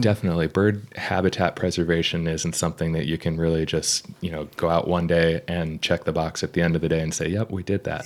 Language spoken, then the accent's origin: English; Vermont, United States; moved away; also born or lived in Brunswick, Maine; growing up in Vermont.